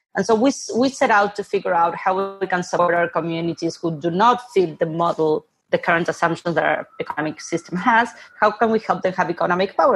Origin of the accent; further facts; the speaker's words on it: Buenos Aires, Argentina; moved away; I'm originally from Argentina, born and raised in Buenos Aires